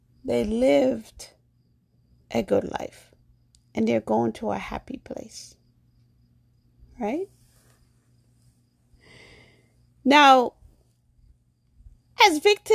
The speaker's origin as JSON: {"language": "English", "region": "New York", "country": "United States", "tie": "born or raised there", "also_born_or_lived": "Jamaica", "said": "I'm African American, born in Jamaica. I grew up in New York"}